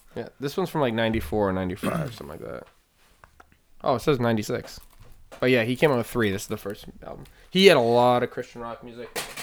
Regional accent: Maine, United States; also born or lived in Naples; I'm from Maine

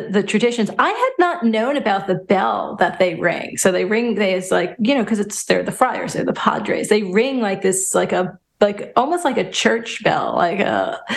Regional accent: New York, United States; moved away; having born and raised in New York

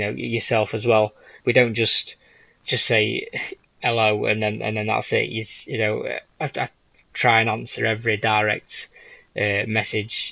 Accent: England, United Kingdom; I'm English

